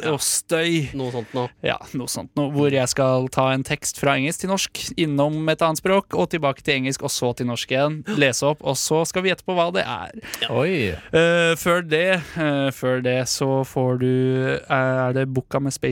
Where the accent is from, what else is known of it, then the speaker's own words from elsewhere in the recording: Drammen, Buskerud, Norway; Det er en dame fra Drammen, eh, faktisk mitt, min hjemby.